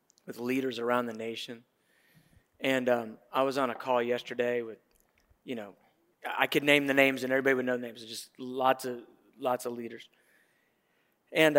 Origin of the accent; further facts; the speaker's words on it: Atlanta, Georgia, United States; I grew up in Atlanta